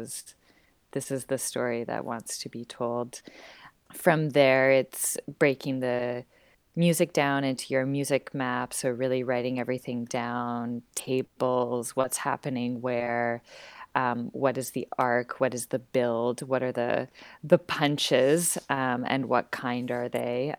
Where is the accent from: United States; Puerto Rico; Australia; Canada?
Canada; Vancouver, British Columbia; moved away as an adult; now in Montreal, Canada; I'm originally from Vancouver, born and raised on the west coast of Canada